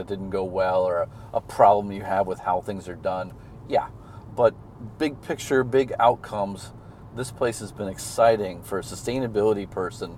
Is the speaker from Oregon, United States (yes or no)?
no; Missouri, United States; moved away as an adult; also born or lived in Japan; now in China; I'm from Missouri